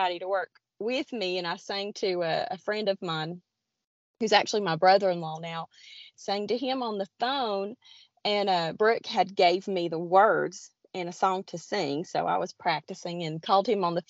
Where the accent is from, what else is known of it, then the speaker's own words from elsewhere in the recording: Blue Ridge Mountains of North Carolina, United States; I am from the Appalachian Mountains or the Blue Ridge Mountains of North Carolina. I am right near Grandfather Mountain